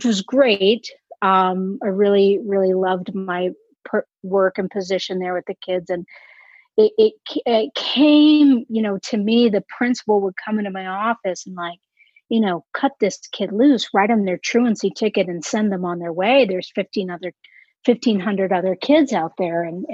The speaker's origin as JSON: {"language": "English", "town": "Austin", "region": "Texas", "country": "United States", "moved": "yes", "said": "originally I'm from Austin, Texas"}